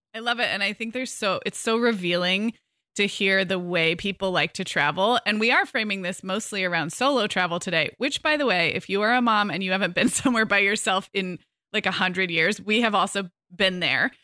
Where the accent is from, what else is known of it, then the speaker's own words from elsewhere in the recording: Santa Barbara, California, United States; moved away as an adult; also born or lived in Arizona; I moved back to my hometown of Santa Barbara in summer